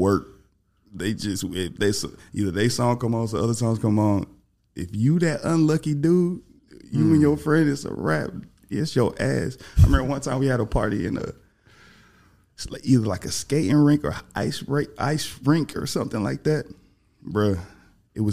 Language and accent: English; Atlanta, Georgia, United States; I'm from Atlanta. I lived in Atlanta